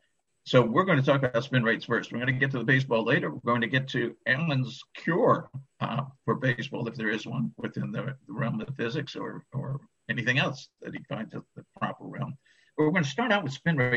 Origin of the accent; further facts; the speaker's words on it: Boston, Massachusetts, United States; now in Chicago, United States; I was born in Boston